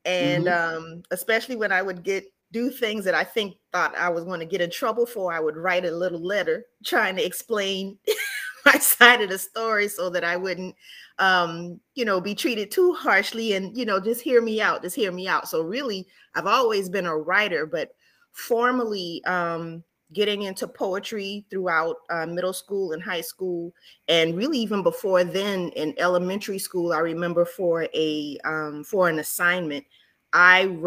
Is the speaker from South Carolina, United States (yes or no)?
yes; Charleston, South Carolina, United States; moved away; I am originally from Charleston, South Carolina, also known as the Holy City